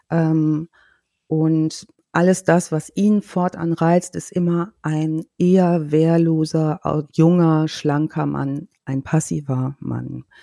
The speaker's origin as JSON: {"language": "German", "country": "Germany", "tie": "born or raised there", "said": "Ich kenne das aus meiner Heimatstadt noch"}